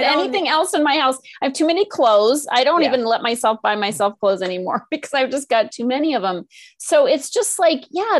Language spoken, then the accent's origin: English; Northeast, United States; now in California, United States; I'm from the Northeast